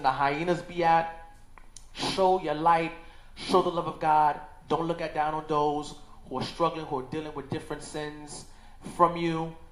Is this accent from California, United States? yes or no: no; New York City, New York, United States; I was born and raised in Crown Heights, Brooklyn